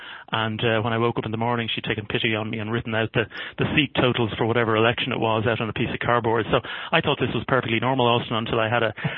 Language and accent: English; Dublin, Leinster, Ireland; moved away as an adult; now in Canada; I'm a Dubliner. I'm from Walkinstown on the south side of Dublin, sort of Walkinstown, Drimna area, if people know it. I went to school to the Christian Brothers in Drimna Castle.